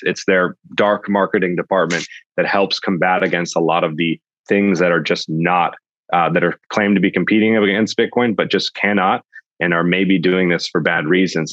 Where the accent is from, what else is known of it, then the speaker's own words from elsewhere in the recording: Sonoma Valley, California, United States; I grew up in the Sonoma Valley in California